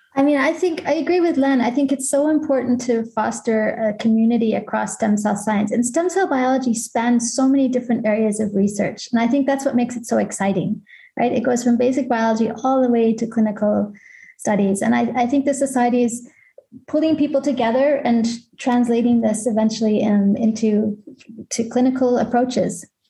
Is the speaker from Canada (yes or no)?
yes; Canada; now in Basel, Switzerland; I'm Canadian